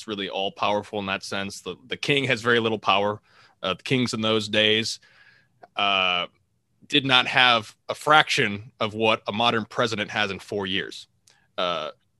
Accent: United States; as an American

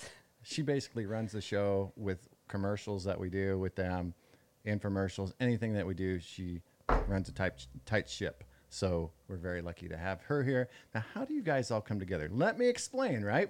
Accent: Midwest, United States; growing up in the Midwest

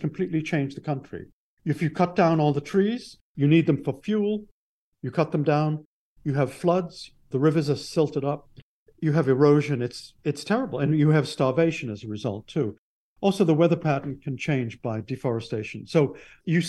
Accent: Bedford, Massachusetts, United States; my hometown of Bedford, Massachusetts

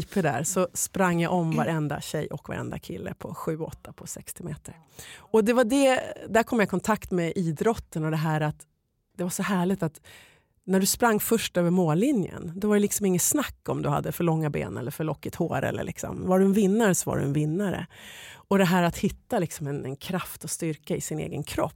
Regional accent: Sweden; moved away as an adult; also born or lived in Los Angeles, United States; när jag flyttade hem till Sverige

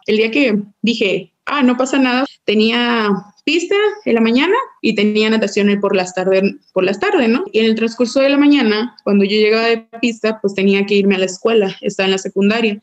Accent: Puerto Vallarta, Jalisco, Mexico; yo soy de Puerto Vallarta

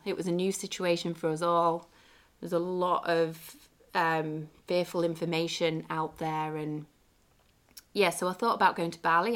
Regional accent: England, United Kingdom; my hometown in the U K

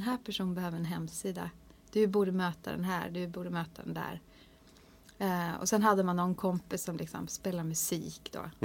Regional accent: Hardangerfjord, Vestland, Norway; first language Norwegian; Swedish is a second language; moved away as an adult; now in Sweden; det är nära där som jag växte upp. Som heter mm. Folgefonna inne i Hardangerfjorden

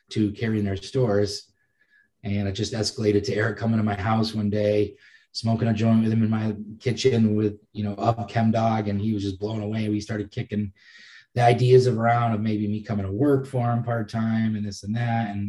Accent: Massachusetts, United States; I'm from Massachusetts

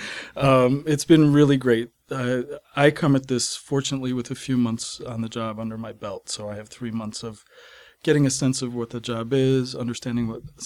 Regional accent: Maine, United States; I'm working in my home state of Maine is central Maine

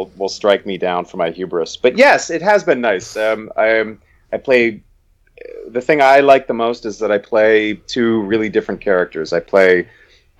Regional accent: Portland, Oregon, United States; moved away; We're both originally from Portland

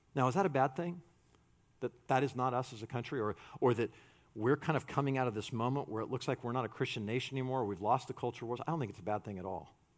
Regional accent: United States; we're American.

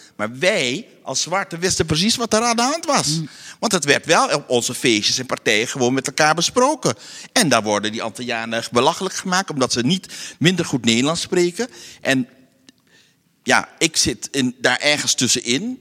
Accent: Curaçao; moved away as an adult; now in Amsterdam, Netherlands; ik ben geboren op Curaçao

